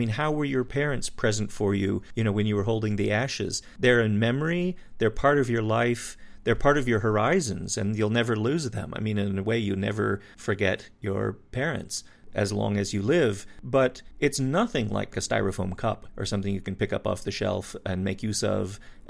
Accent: Wyoming, United States; I grew up in Wyoming, a little bit more out there, there in the sticks.

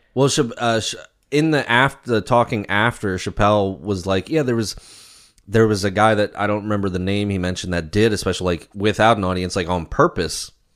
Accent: Maryland, United States; moved away as an adult; now in York, United States; growing up in Maryland and then moving up to Pennsylvania and living here the past, uh, twelve years

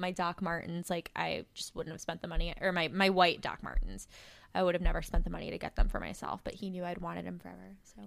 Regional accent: Plainfield, Illinois, United States; I'm from Plainfield

